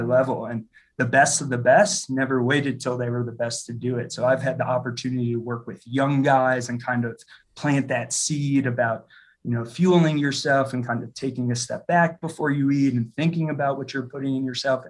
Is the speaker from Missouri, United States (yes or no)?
yes; St. Louis, Missouri, United States; moved away as an adult; now in Denver, United States; I'm originally from St. Louis, Missouri, and then came out to Denver for school and studied culinary nutrition